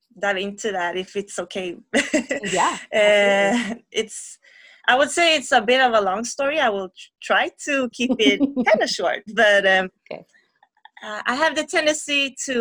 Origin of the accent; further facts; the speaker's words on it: Gothenburg, Västra Götaland, Sweden; I'm from Sweden, Gothenburg, where I live, and I'm raised here.